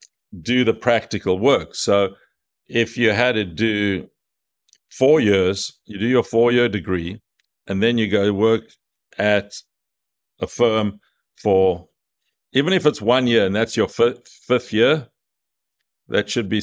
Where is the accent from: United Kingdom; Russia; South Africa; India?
South Africa; moved away as an adult; now in United States; Now, I came from South Africa 35 years ago to America.